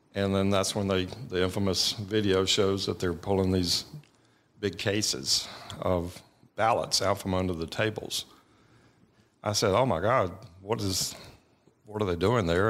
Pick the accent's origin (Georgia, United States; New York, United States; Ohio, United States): Georgia, United States; Buford; I grew up in Beaufort, Georgia, which is, you know, tw-, twenty miles from Winder